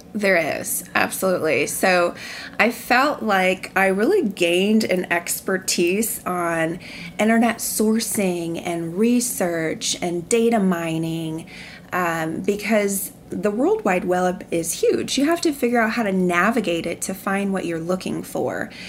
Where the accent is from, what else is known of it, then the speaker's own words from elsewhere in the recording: Columbus, Nebraska, United States; growing up in Columbus, Nebraska